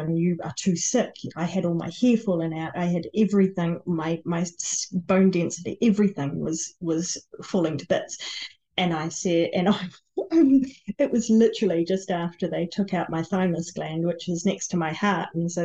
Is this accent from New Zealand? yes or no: yes; New Zealand; I was born in New Zealand